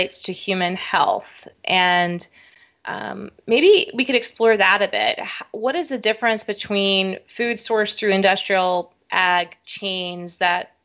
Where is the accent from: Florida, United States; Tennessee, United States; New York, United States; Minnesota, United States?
Florida, United States; South; I grew up in South Florida, and so in my hometown, we had an annual watermelon festival